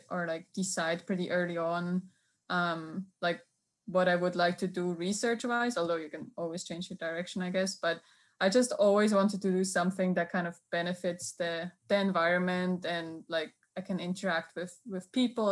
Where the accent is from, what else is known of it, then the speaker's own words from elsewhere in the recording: Switzerland; English is a second language; moved away as an adult; now in Auburn, United States; I'm originally from Switzerland, where I did my undergrad and also my master's degree